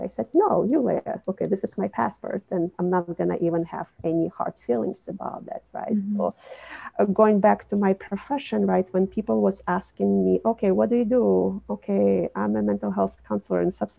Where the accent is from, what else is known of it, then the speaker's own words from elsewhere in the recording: Minsk, Belarus; moved away as an adult; also born or lived in Brooklyn, New York City; now in New York City, United States; I was born and raised in Belarus, Minsk, as a part of Soviet Union